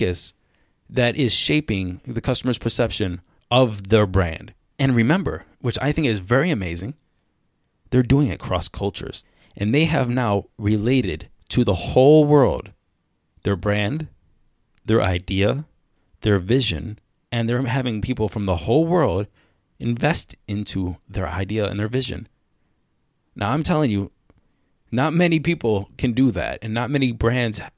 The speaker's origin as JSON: {"language": "English", "town": "Cleveland", "region": "Ohio", "country": "United States", "tie": "born or raised there", "also_born_or_lived": "China", "moved": "as an adult", "said": "I was born in Cleveland. I'm not an ABC or anything"}